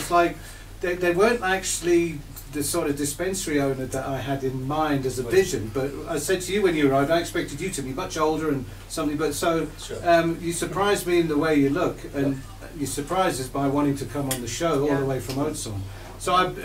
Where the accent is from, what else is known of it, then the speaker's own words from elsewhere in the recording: the north of England, United Kingdom; now in South Africa; I'm English and I'm from the north of England.